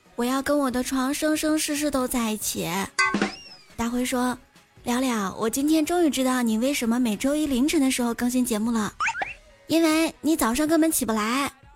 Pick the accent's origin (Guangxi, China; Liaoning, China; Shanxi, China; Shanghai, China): Shanxi, China; now in Qingdao, China; 山西是面食之乡